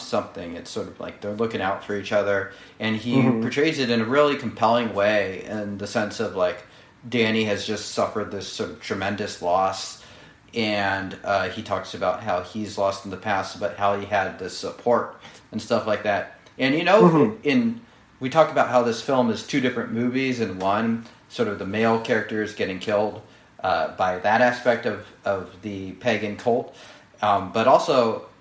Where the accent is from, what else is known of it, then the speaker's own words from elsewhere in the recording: United States; as an American